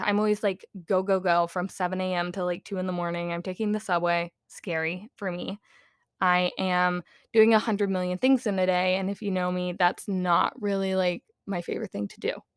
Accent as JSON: {"language": "English", "region": "South Carolina", "country": "United States", "said": "I'm from South Carolina"}